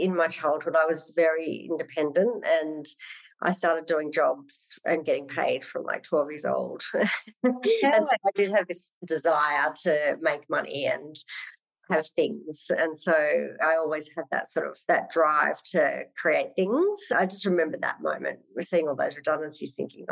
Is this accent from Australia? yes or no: yes; Sydney, New South Wales, Australia; also born or lived in Wagga Wagga / London; I was in growing up in Western Sydney. And then mum moved us to country town Wagga Wagga